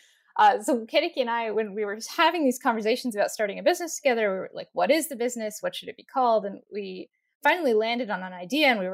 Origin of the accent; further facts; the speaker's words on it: Bay Area, California, United States; we grew up in the Bay Area, near about an hour south of San Francisco